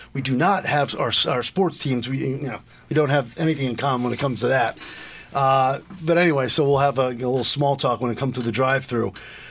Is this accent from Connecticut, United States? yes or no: yes; Willimantic, Connecticut, United States; born or raised there